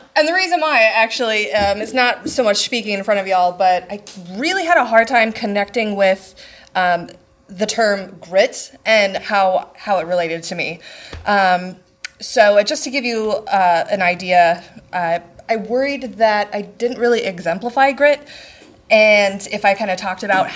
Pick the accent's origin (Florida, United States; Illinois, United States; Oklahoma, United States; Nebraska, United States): Nebraska, United States; I'm actually from Nebraska.